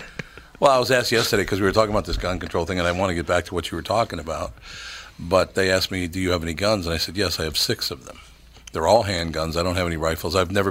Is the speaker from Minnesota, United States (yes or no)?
yes; Minneapolis, Minnesota, United States; I learned that from growing up in North Minneapolis, though.